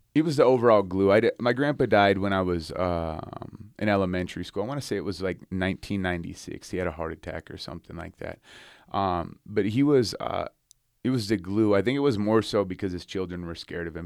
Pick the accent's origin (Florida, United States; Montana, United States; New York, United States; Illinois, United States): Montana, United States; Ronan; now in Salt Lake City, United States; I was born in Ronan, Montana, this little tiny town, uh, in northwestern Montana.